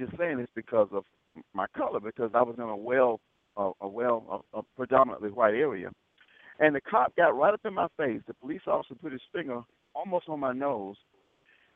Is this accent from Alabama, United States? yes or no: yes; Selma, Alabama, United States; In the 60s, I grew up in Selma.